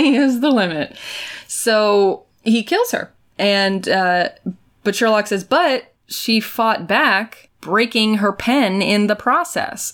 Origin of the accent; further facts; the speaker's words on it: United States; I'm already from America